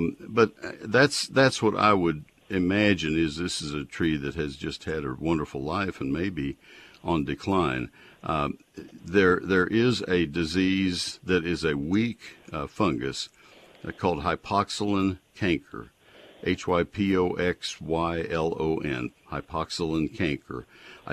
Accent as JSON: {"language": "English", "town": "College Station", "region": "Texas", "country": "United States", "tie": "born or raised there", "said": "I grew up in College Station, and we had post oaks all over Brazos County."}